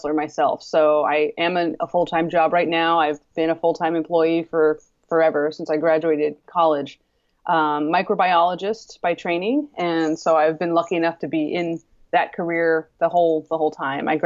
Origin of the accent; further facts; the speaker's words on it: East Coast, United States; moved away as an adult; I'm originally from the East Coast. So I moved out West